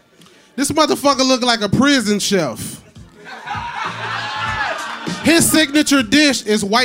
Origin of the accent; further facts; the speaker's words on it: the South, United States; I'm from the South